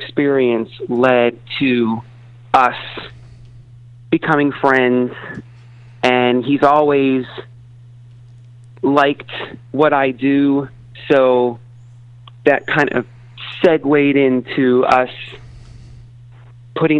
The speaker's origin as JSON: {"language": "English", "town": "Pittsburgh", "region": "Pennsylvania", "country": "United States", "tie": "born or raised there", "said": "I grew up in Pittsburgh."}